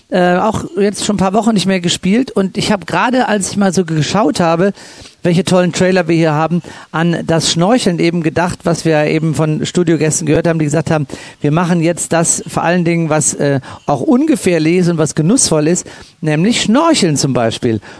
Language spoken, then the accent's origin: German; Cologne, North Rhine-Westphalia, Germany; ihr könnt euch vorstellen, dass ich als Kölner mir es nicht entgehen lasse, bei der Eröffnungsveranstaltung einen kleinen Schwenk zu machen in Richtung Kölle